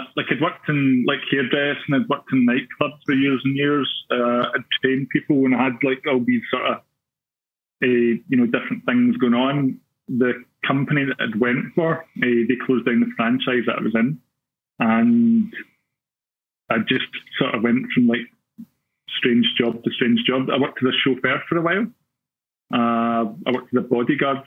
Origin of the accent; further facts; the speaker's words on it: Glasgow, Scotland, United Kingdom; growing up in Glasgow